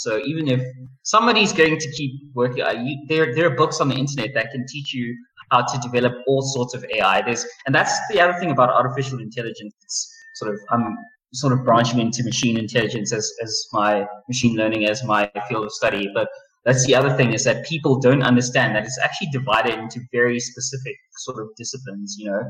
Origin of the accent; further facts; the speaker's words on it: Pretoria, Gauteng, South Africa; also born or lived in Johannesburg; I went to school in Joburg. Okay. I'm from Pretoria. I was born here. I'm staying here.